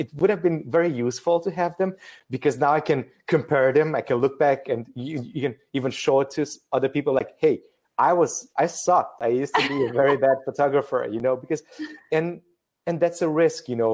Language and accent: English; Transylvania, Romania; moved away as an adult; also born or lived in Lille, France; now in Paris, France; I'm originally from Romania, from a region called Transylvania